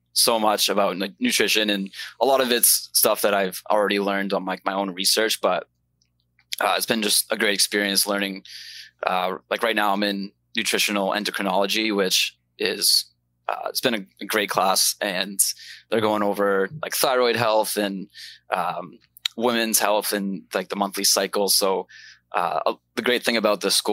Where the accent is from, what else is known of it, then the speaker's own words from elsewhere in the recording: Maine, United States; moved away as an adult; now in Florida, United States; I'm originally from Maine, grew up in Maine, but I'm in Florida now enjoying the sunshine